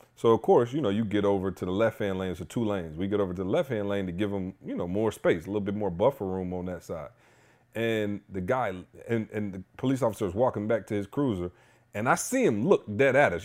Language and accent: English; Lansing, Michigan, United States; I grew up in Lansing